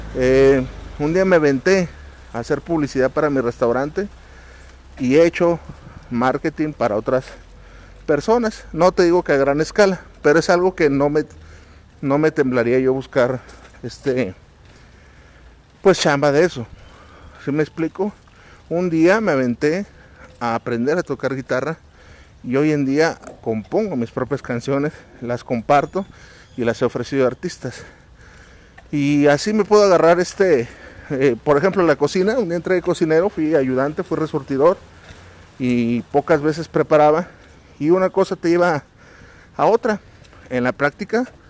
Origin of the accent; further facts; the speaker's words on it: Mexico; mes patrio acá en mi país